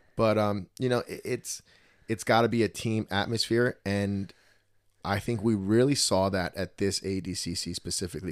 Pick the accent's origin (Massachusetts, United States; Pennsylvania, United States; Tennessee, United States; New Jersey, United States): New Jersey, United States; accent: Jersey; that was my Jersey accent